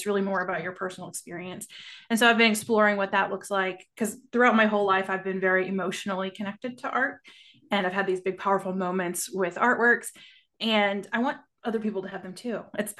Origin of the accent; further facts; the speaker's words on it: Amarillo, Texas, United States; now in Dallas, United States; So I grew up in Amarillo, Texas, in the Panhandle. I live outside of Dallas now.